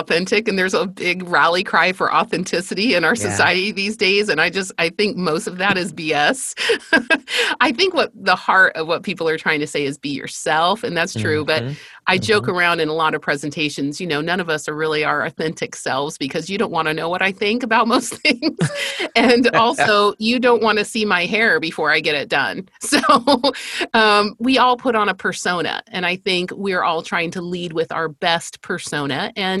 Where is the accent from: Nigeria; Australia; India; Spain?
Spain; I grew up in Spain. I am the fifth of five girls, and I'm from a missionary family.